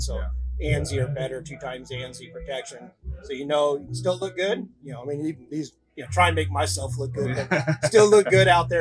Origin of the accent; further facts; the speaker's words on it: Yuma, Arizona, United States; we manufacture right in my hometown, actually down in Yuma, Arizona